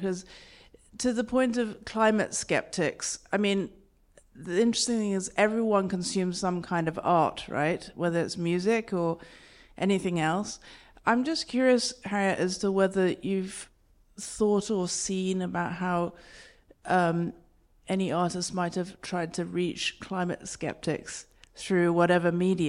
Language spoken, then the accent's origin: English; England, United Kingdom; also born or lived in Hong Kong; now in Los Gatos, United States; I'm from England originally in Hong Kong, but I live in Los Gatos.